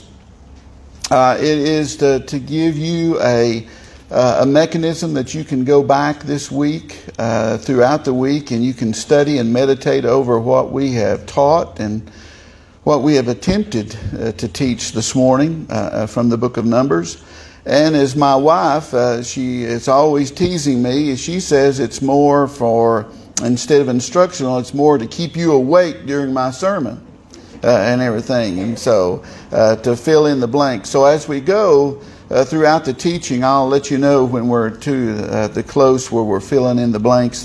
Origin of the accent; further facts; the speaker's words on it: southern Tennessee, United States; accent: southern Tennessee; a southern Tennessee accent